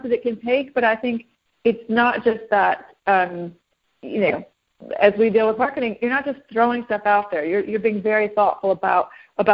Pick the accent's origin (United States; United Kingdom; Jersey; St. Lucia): United States; the South; I'm a Southerner. I'm from the South